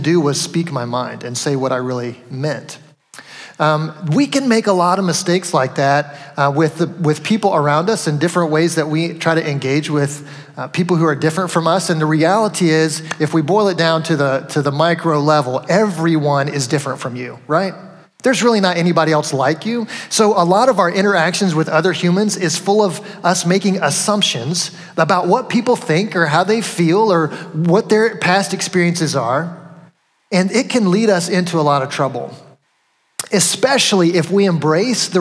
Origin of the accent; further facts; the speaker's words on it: the South, United States; moved away as an adult; now in Connecticut, United States; I grew up in the South